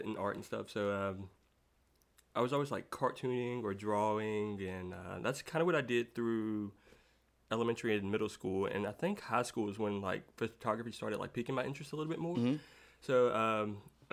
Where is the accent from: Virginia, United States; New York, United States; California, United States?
Virginia, United States; South Boston; now in Danville, United States; I was born in South Boston, Virginia, which is about an hour and 30 minutes away from here